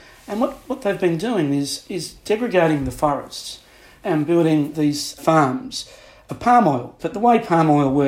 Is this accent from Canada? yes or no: no; Adelaide, South Australia, Australia; moved away as an adult; also born or lived in Singapore; now in London, United Kingdom; I grew up in Adelaide in South Australia.